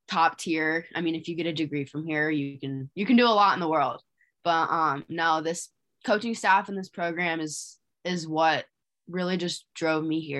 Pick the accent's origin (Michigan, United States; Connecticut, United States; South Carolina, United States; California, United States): Michigan, United States; now in Blacksburg, United States; Yeah, so Blacksburg is nothing like my hometown. Um, we can walk to Target at my house. Here we have to drive 15 minutes. Um, but no, this is a lot smaller than where I come from, and obviously Michigan doesn't have mountains and we have lakes and whatnot